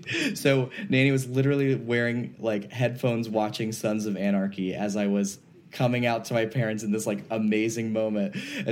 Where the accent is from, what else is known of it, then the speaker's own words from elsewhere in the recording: the South, United States; growing up in the South, in a, you know, pretty religious family.